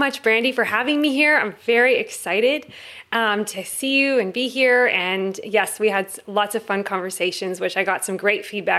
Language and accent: English; Los Angeles, California, United States; now in Florida, United States; I am originally from Los Angeles, and I have been moving around the globe from the Pacific Northwest. I'm now in Florida, believe it or not.